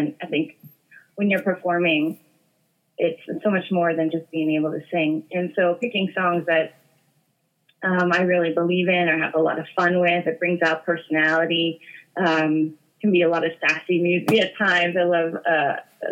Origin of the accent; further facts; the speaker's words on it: Boston area, central Massachusetts, United States; I'm from New England. I'm from, Boston area, central Massachusetts